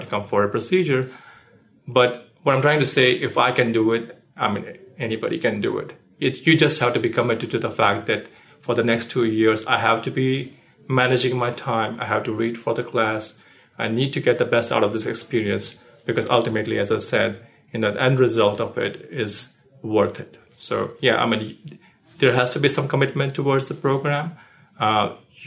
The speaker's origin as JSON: {"language": "English", "country": "India", "tie": "born or raised there", "moved": "as an adult", "lives_now": "United States", "said": "I was born in India and I lived most of my life there, and I came to the States in 2010"}